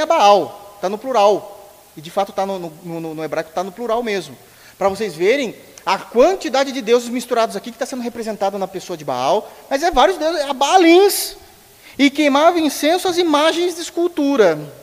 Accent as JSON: {"language": "Portuguese", "country": "Brazil", "said": "somos brasileiros"}